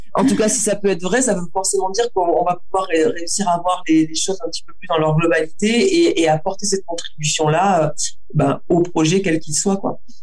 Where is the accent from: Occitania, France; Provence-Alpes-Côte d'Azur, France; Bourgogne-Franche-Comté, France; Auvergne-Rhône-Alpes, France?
Occitania, France; Auch; J'ai grandi dans le Gers, à Auch